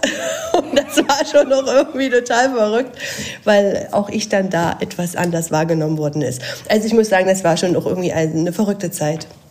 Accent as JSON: {"language": "German", "town": "Dresden", "region": "Saxony", "country": "Germany", "said": "Ich komme aus Dresden"}